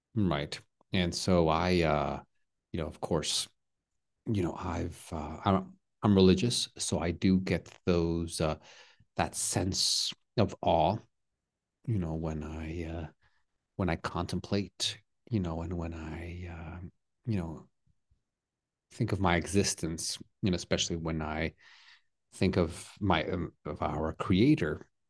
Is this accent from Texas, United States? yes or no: yes; Texas, United States; I'm from the U S, but I'm Mexican-American, so I'm, I don't have a, a dual citizenship. I'm American, um, but also Mexican, you know, from Texas.